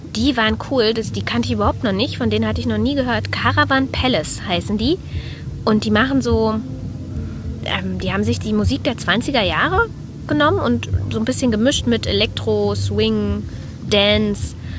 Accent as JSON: {"language": "German", "region": "Berlin", "country": "Germany", "said": "wir kommen aus Berlin."}